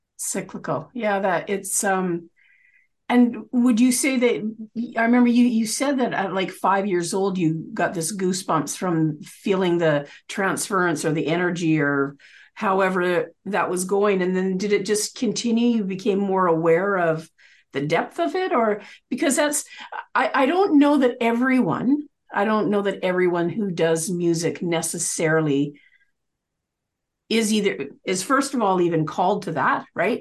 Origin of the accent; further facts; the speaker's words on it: Canada; we're both Canadian